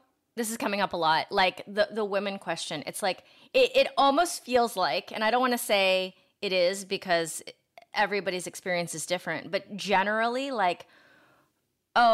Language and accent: English; Ohio, United States; now in Los Angeles, United States; I'm from Ohio